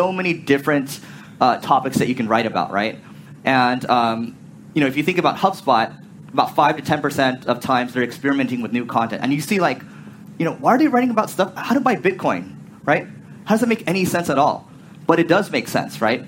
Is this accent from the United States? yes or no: yes; United States; I'm from America